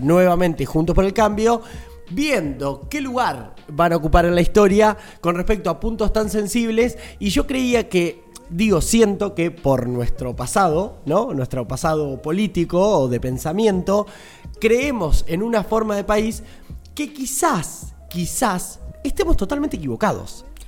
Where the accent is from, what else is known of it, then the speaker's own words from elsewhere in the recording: Argentina; nosotros siempre como argentinos, argentinas